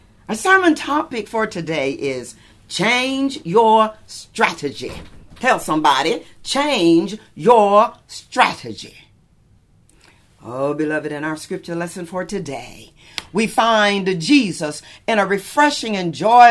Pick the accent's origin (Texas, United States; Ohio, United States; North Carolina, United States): Texas, United States; Lubbock; now in California, United States; my own hometown in Lubbock, Texas